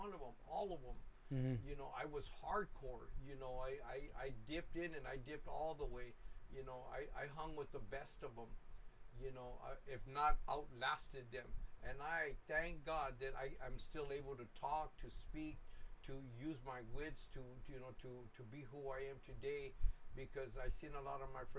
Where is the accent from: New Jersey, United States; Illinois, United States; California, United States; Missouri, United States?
California, United States; Los Angeles; I grew up right there in Boyle Heights, right there on Soto and Wabash